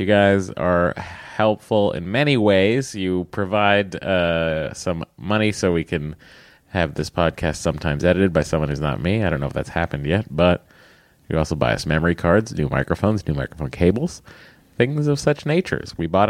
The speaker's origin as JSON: {"language": "English", "region": "Massachusetts", "country": "United States", "accent": "Boston", "said": "And again, sorry about my Boston accent"}